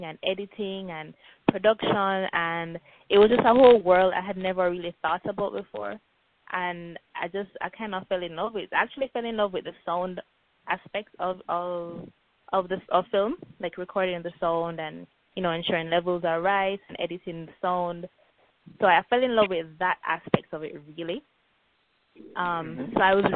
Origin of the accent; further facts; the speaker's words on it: Kingston, Jamaica; also born or lived in Manchester, Jamaica / Beijing, China; I was born and raised in Jamaica. I was born in Kingston, which is the capital. But when I was about 4, I moved to Manchester and lived with my grandparents and my aunt there for a while. And then I'd moved back to Kingston. So I spent most of my life in Kingston